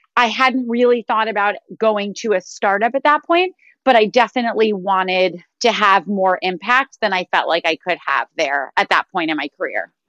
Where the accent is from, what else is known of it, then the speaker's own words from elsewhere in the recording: New York, United States; I went to a progressive school growing up in New York